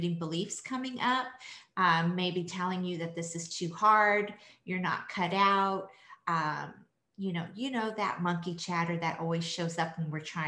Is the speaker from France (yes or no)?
yes; France; I was born in France